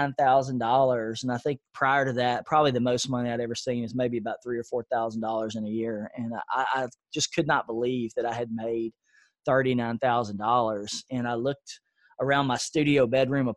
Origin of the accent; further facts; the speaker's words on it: Nashville, Tennessee, United States; I grew up in a low-income area of Nashville. It's called East Nashville